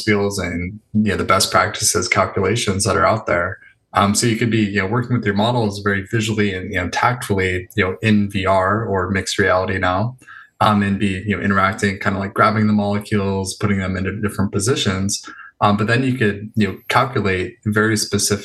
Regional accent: Los Angeles, California, United States; also born or lived in San Diego; I grew up in North Hollywood

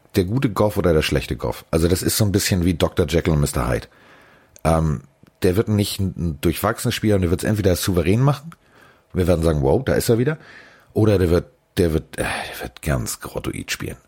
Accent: Hamburg, Germany; als Hamburger

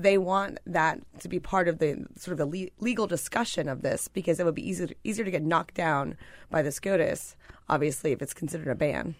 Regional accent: Pennsylvania, United States; I'm from Pennsylvania.

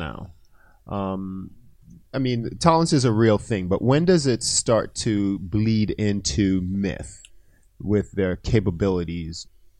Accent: Antigua & Barbuda; born there; I was born in Antigua.

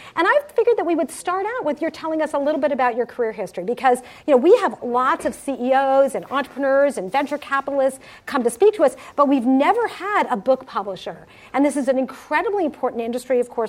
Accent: Summit, New Jersey, United States; almost really, we both were born in Cherry Hill, New Jersey. Go figure. He lives in Summit, New Jersey. I grew up in Summit, New Jersey.

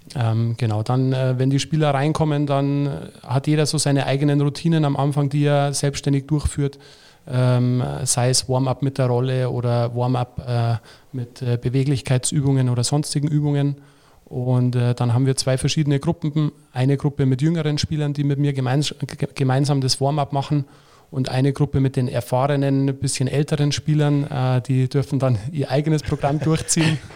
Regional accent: Lenggries, Bavaria, Germany; now in Nuremberg, Germany; da wo ich herkomme aus Lenkries

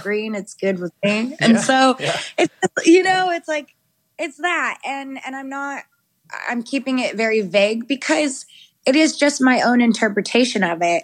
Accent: the South, United States; I grew up Christian and in the South

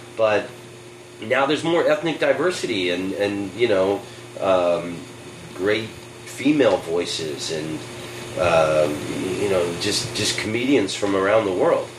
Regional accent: United States; I'm American

